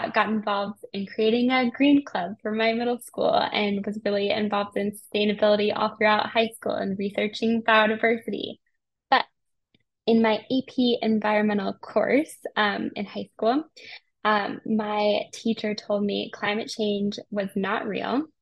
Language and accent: English; Colorado, United States; I grew up in Colorado. And I had the Rocky Mountains as a backdrop to my entire life.